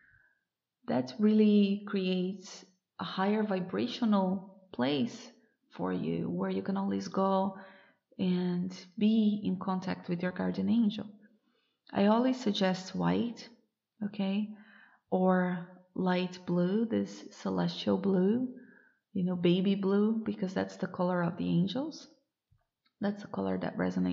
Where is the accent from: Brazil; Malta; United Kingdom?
Brazil; moved away as an adult; since I moved away from Brazil, I moved abroad.